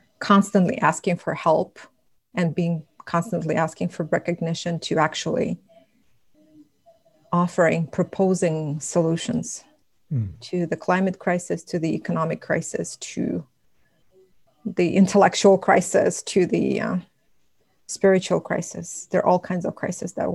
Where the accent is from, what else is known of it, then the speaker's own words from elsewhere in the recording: Russia; first language Buryat; English is a second language; moved away as an adult; now in United States; I transitioned from living in a village, in a small village, to a big city where the majority of the population was Russian, and how it affected my development, and how I got colonized in so many ways, and then how I moved from Russia to the United States